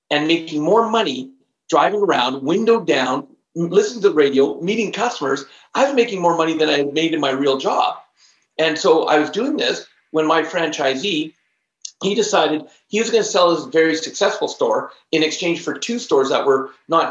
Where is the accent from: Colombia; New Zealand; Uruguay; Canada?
Canada; also born or lived in Alberta; where I'm living right now in Alberta, I am Canadian